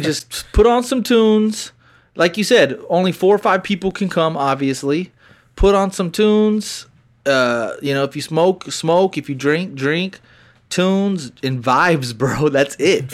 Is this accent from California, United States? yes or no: no; Texas, United States; we were from the country